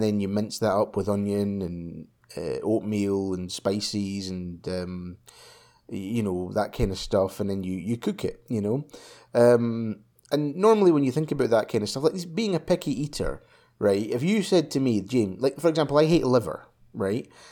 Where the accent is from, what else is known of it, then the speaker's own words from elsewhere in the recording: Scotland, United Kingdom; when I was a kid, right, when I was young, you know, like five, um, like five years old, I was in primary school, right? And, um, it being Scottish